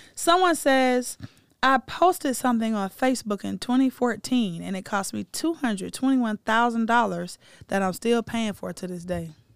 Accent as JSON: {"language": "English", "town": "Atlanta", "region": "Georgia", "country": "United States", "tie": "born or raised there", "said": "my hometown of Atlanta, Georgia"}